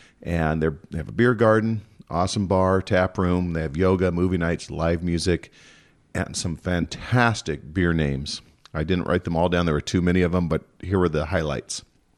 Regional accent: Southern California, United States; I'm from Southern California.

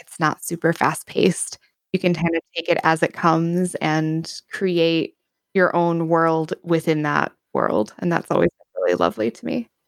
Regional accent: Wisconsin, United States; I am from the United States. Uh, more specifically, I am from the Northern Midwest, and more specifically than that, I am from Wisconsin

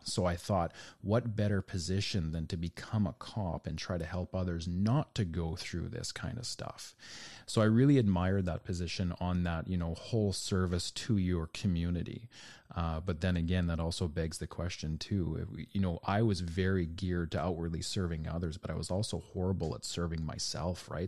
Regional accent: Canada; for me as a Canadian

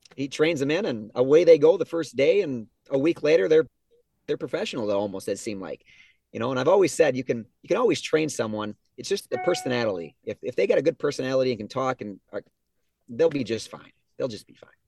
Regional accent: Geneva, Minnesota, United States; also born or lived in Albert Lea, Minnesota; I grew up in Geneva where our business is

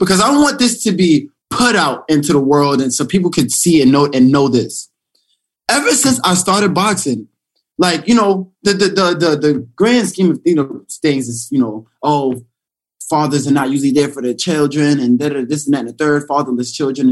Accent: New York City, New York, United States; growing up in Brownsville.

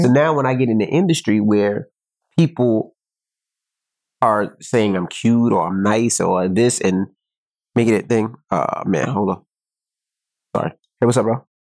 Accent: New York City, New York, United States; moved away; I'm from Queens

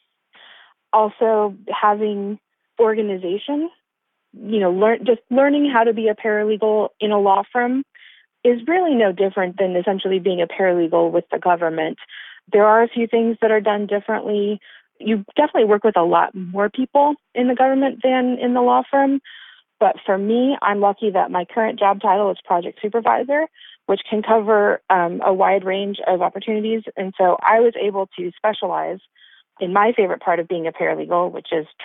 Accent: Claremore, Oklahoma, United States; moved away as an adult; also born or lived in Tulsa, Oklahoma; now in Maryland, United States; I'm originally from Claremore, Oklahoma.

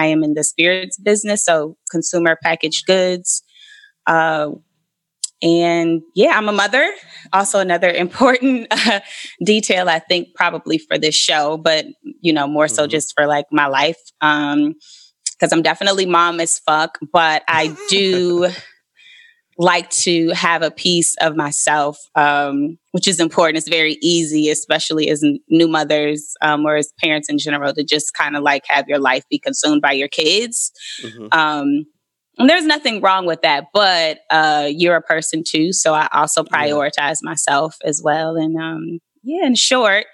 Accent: Elkhart, Indiana, United States; moved away as an adult; also born or lived in Atlanta / New York; I am originally from Elkhart, Indiana, a very small rural town, like an hour away from Gary. Grew up there

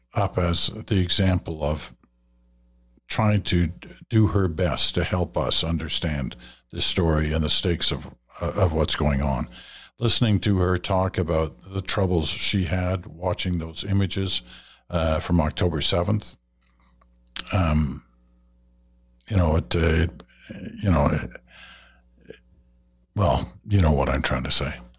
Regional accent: Ottawa, Ontario, Canada; also born or lived in England / Malaya; my first memories of a tree were growing up in Ottawa

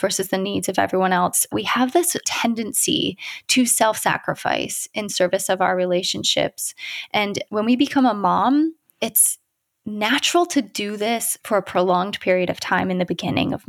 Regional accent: Ohio, United States; now in California, United States; I'm from Ohio. I live in California now, so we are a long way from home

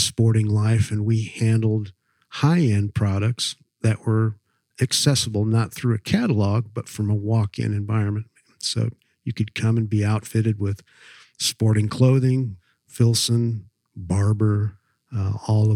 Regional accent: outside of Chicago, Illinois, United States; also born or lived in Delta Marsh, Manitoba, Canada; I was fortunate enough to be raised on a private hunting and fishing club outside of Chicago

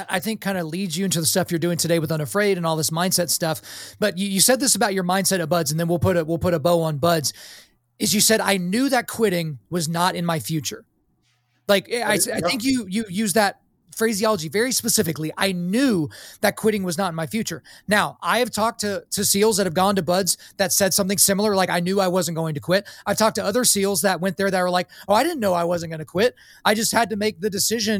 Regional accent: Lawton, Oklahoma, United States; I grew up in Lawton, Fort Sill, so I was around guys like that all the time

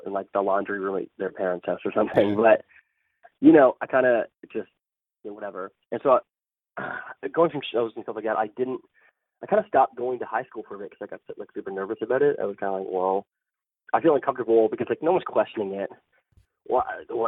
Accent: Pickering, Ontario, Canada; also born or lived in Scarborough; now in Toronto, Canada; I grew up in Pickering, which is a small suburb outside of Toronto

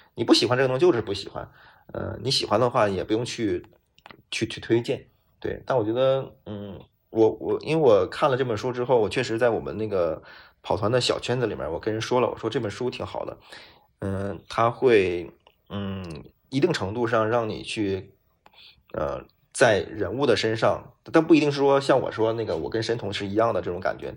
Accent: China; also born or lived in Beijing; 我们中国人

